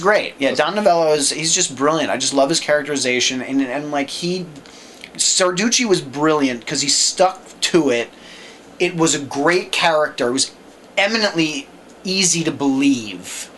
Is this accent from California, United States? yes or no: no; New York, United States; growing up in New York